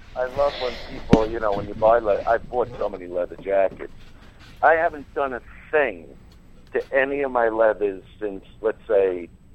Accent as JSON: {"language": "English", "town": "New York City", "region": "New York", "country": "United States", "tie": "born or raised there", "said": "I grew up in Brooklyn. It's who I am."}